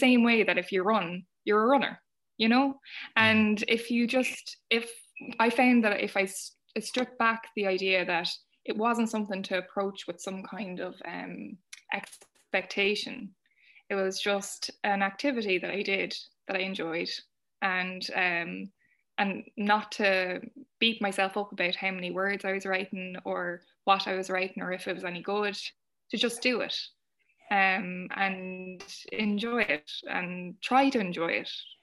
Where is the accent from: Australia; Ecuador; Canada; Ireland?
Ireland; all of our history as Irish women of being oppressed